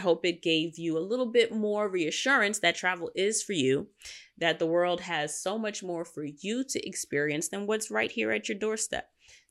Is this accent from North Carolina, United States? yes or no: no; Queens, New York, United States; I know that I'm a city girl. I grew up in Queens. I spend my time in Manhattan and Brooklyn.